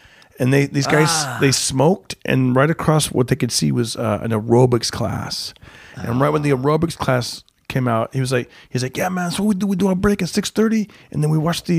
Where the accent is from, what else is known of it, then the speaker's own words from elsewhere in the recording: Fresno, California, United States; back in my hometown of Fresno